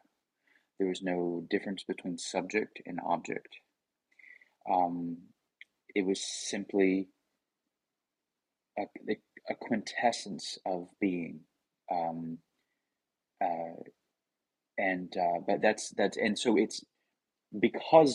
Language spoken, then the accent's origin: English; the Bible Belt, United States; I come from the Bible Belt